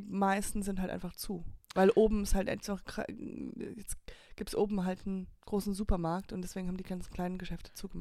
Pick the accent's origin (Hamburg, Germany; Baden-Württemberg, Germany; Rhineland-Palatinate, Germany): Rhineland-Palatinate, Germany; Höhr-Grenzhausen; Das ist meine Heimat, daher komme ich